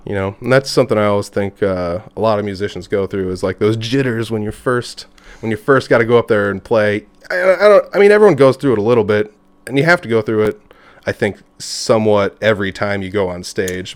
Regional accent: Humboldt, Iowa, United States; I'm from, uh, Humboldt, Iowa

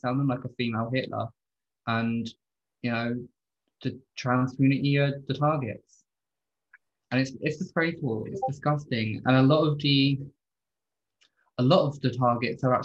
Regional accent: United Kingdom; I grew up in a really rough area. I'm from Lee Park, you know, we're a very notorious community.

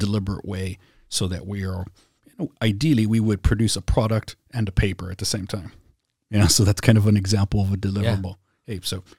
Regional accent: San Antonio, Texas, United States; So yeah, I grew up on the South Side, went to South San Antonio.

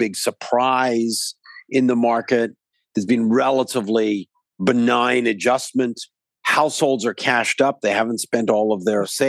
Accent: Vancouver, British Columbia, Canada; I'm actually from Vancouver

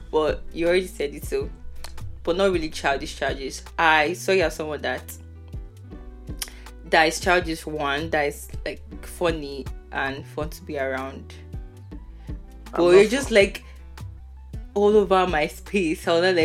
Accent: Nigeria; moved away as an adult; now in United Kingdom; Me, I'm a Nigerian girl.

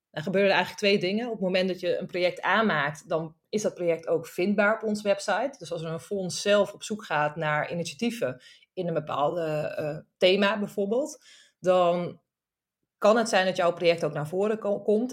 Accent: Friesland, Netherlands; now in Amsterdam, Netherlands; Ik kom oorspronkelijk uit Friesland.

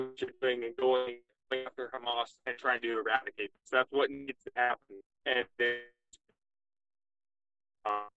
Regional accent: Montana, United States; I'm 24 years old. I'm from Montana.

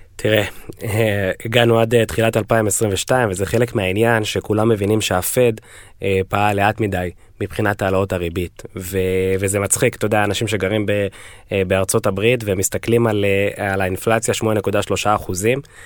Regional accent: Israel; now in United States

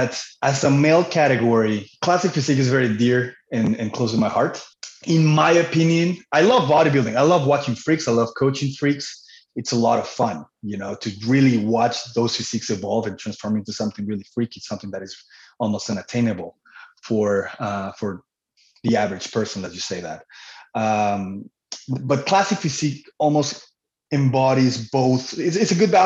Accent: Cancun, Quintana Roo, Mexico; moved away as an adult; also born or lived in Manitoba, Canada; now in Canada; I was born and raised in Cancun, Mexico. I moved to Canada at the age of 19 in 2006

